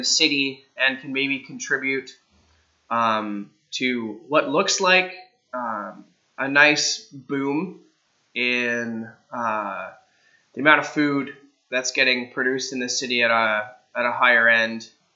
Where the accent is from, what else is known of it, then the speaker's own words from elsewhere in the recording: Kingston, Ontario, Canada; also born or lived in Guelph / Halifax / San Francisco / Stratford; now in London, Canada; I'm from the Kingston area growing up, and the last few years of my culinary career, I've spent in the London area.